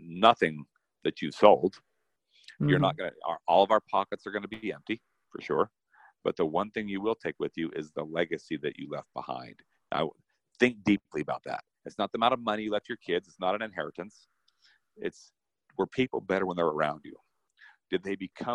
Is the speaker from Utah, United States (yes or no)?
yes; Salt Lake City, Utah, United States; I come from Salt Lake